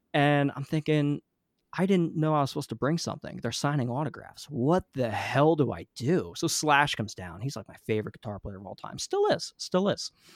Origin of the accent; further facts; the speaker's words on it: New Jersey, United States; I grew up in New Jersey, I've been l, living here mostly my whole life